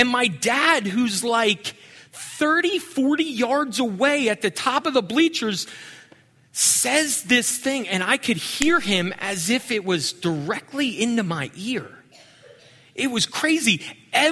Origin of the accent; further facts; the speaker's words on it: Pennsylvania, United States; moved away; I grew up in Pennsylvania